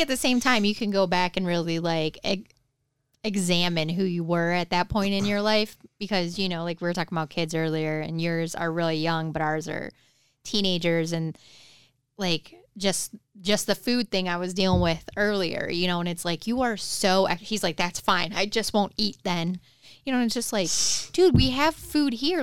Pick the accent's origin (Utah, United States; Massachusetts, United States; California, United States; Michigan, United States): Michigan, United States; Detroit; growing up in Detroit